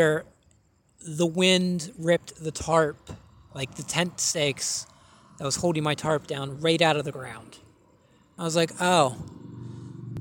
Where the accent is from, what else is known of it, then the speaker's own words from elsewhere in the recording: West Virginia, United States; I'm not from Florida. I'm from West Virginia